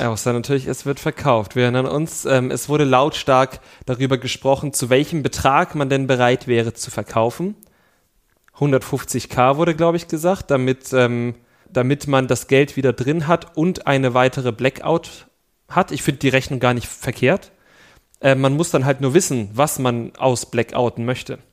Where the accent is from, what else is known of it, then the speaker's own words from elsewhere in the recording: East Germany, Germany; ich komme aus dem Osten